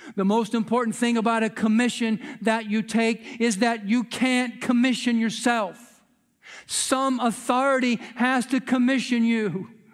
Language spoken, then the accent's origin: English; United States; we as American citizens